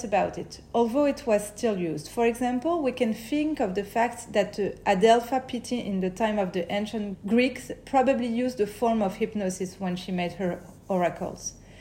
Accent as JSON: {"language": "English", "town": "Paris", "region": "Île-de-France", "country": "France", "tie": "born or raised there", "said": "I grew up in Paris, where I still live today"}